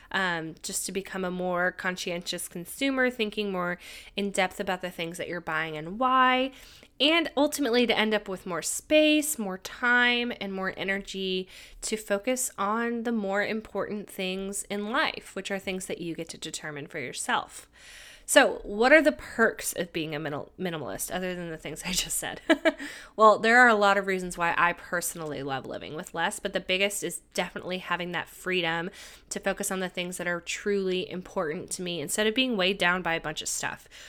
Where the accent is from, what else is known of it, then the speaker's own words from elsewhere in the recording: California, United States; moved away; I decided to temporarily move back to my home state of California